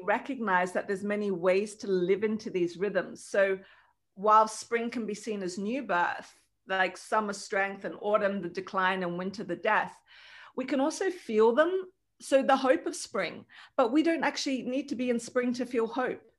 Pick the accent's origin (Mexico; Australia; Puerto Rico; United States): Australia; now in Lithuania; I wasn't born in Lithuania, I was born in Australia, it's where my family is